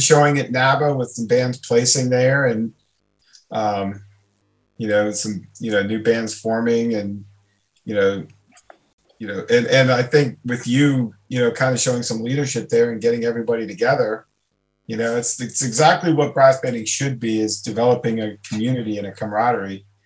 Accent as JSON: {"language": "English", "region": "Maryland", "country": "United States", "tie": "born or raised there", "said": "where I grew up in Maryland"}